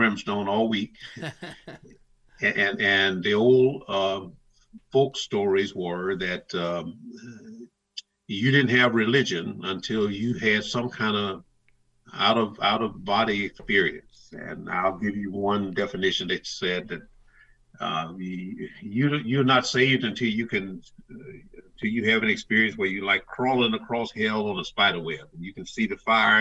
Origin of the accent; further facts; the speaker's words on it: the South, United States; growing up in the South that I grew up